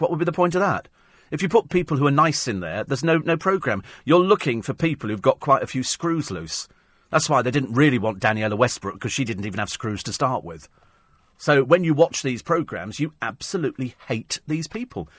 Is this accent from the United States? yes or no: no; United Kingdom; We're British